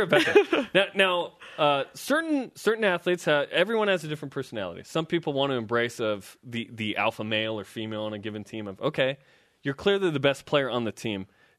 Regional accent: United States; I'm the American.

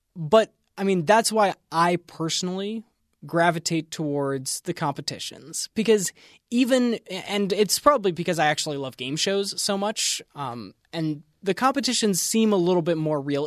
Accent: East Coast, United States; I grew up on the East Coast

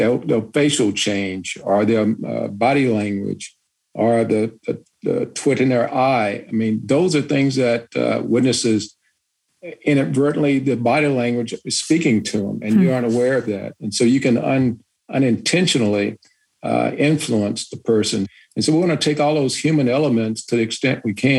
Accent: Chicago, Illinois, United States; I grew up in Chicago in the 60s doing integration

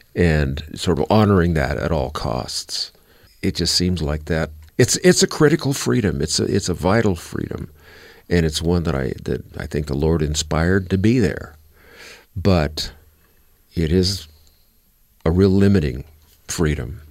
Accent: United States; as an American

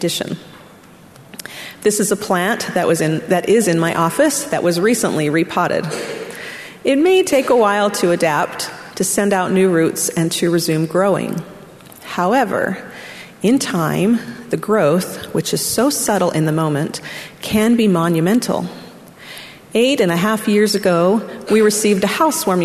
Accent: Orem, Utah, United States; moved away as an adult; also born or lived in Arkansas; I grew up in Orem, Utah, and immediately went to college in Arkansas.

